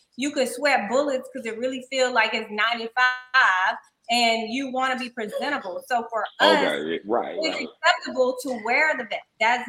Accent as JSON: {"language": "English", "town": "Slidell", "region": "Louisiana", "country": "United States", "tie": "born or raised there", "moved": "yes", "said": "I'm from Slidell and I grew up in Pastor Sheehan."}